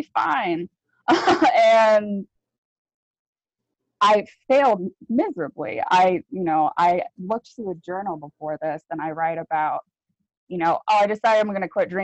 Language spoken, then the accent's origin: English; Virginia, United States; now in Sandy, Oregon, United States; I grew up in Virginia